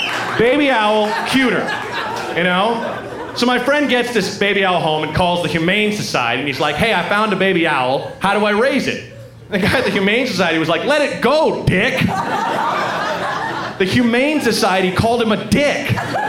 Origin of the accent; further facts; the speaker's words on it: Oregon, United States; I'm from Oregon